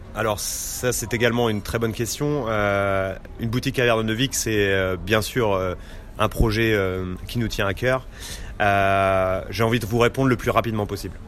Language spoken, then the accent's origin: French; Normandy, France; moved away as an adult; now in London, United Kingdom; je viens de Normandie